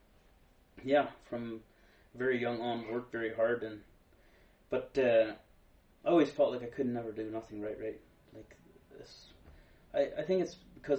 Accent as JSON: {"language": "English", "town": "Walsingham", "region": "Ontario", "country": "Canada", "tie": "born or raised there", "said": "in grade 4 when we switched over to the private school in Walsingham"}